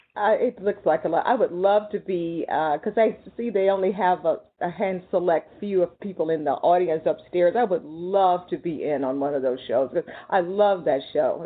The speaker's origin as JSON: {"language": "English", "region": "Texas", "country": "United States", "tie": "born or raised there", "said": "I grew up in Texas where I have relatives who hunt deer and rabbits, wild rabbits and stuff"}